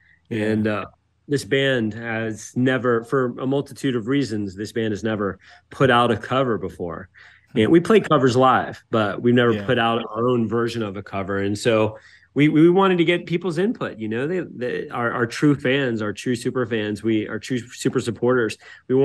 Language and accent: English; Atlanta, Georgia, United States; I grew up in the South